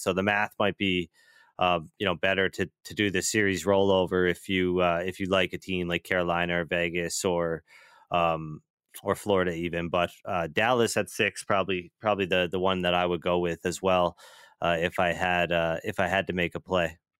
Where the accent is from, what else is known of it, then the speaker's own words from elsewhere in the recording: Atlantic time zone, Atlantic Canada, Canada; somebody who grew up on Atlantic time